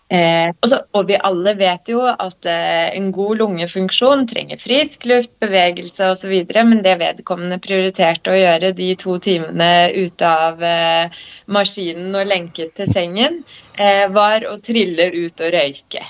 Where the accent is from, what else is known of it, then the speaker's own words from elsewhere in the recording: Skien, Vestfold og Telemark, Norway; now in Oslo, Norway; jeg vokste opp på Gulset